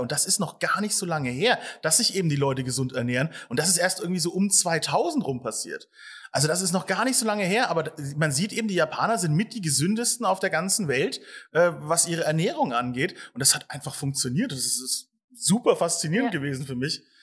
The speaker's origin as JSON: {"language": "German", "region": "Bavaria", "country": "Germany", "said": "mir in Bayern, mir lassen nichts übrig"}